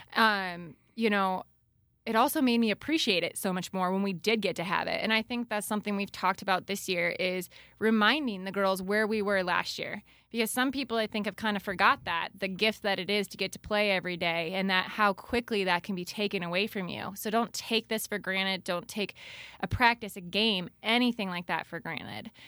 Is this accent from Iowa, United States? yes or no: yes; Wellsburg, Iowa, United States; moved away as an adult; also born or lived in Waterloo, Iowa; now in Dike, United States; I am originally from Wellsburg